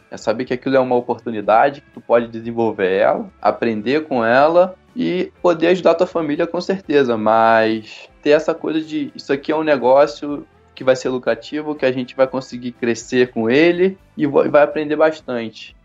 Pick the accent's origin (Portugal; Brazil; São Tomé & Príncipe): Brazil; Teresópolis, Rio de Janeiro; Eu sou aqui de Teresópolis, como você já falou, uhum. filho de agricultor, toda a família teve o pé ali na roça